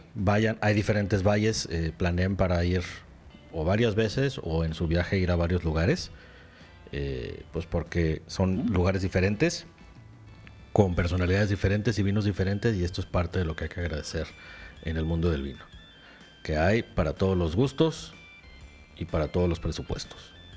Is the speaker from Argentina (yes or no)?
no; Mexico; aquí en México